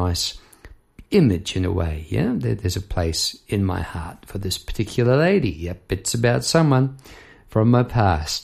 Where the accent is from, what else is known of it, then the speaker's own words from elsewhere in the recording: Palmerston North, Manawatū-Whanganui, New Zealand; Palmerston North, my hometown